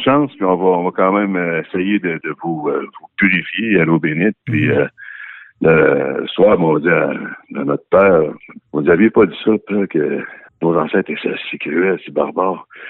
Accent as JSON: {"language": "French", "area": "Wendake", "region": "Quebec", "country": "Canada", "said": "on est en milieu urbain ici. Puis on est des Wandats"}